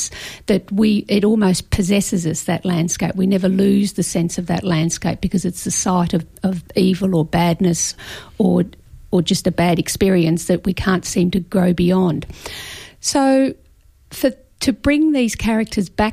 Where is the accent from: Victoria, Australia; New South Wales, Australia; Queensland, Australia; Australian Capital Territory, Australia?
Victoria, Australia; now in Brisbane, Australia; I grew up in Victoria, and I first started bushwalking on Wilson's Promontory